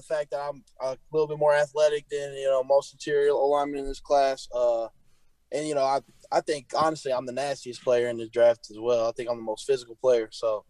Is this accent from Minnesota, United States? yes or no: no; Illinois, United States; Iowa and Illinois, but I just ended up going with, you know, Illinois closer to home and play for my home state.